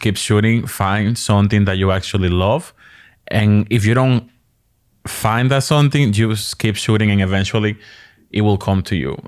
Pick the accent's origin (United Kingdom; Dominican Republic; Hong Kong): Dominican Republic; also born or lived in New York, United States; now in Maryland, United States; originally from the Dominican Republic